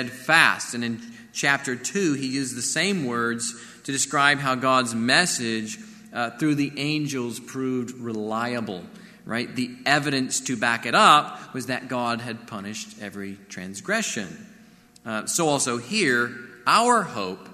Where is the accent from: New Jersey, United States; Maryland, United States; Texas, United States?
Texas, United States; Corpus Christi; Growing up in Corpus Christi, you know, we'd sometimes watch these giant ships enter the channel